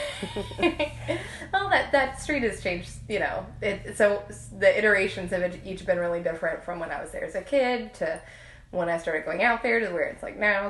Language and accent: English; New Orleans, Louisiana, United States; I was born and raised here in New Orleans